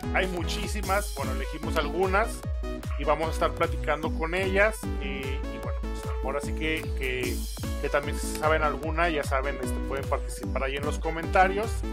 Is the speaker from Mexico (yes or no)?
yes; Aguascalientes, Mexico; Nosotros somos de Aguascalientes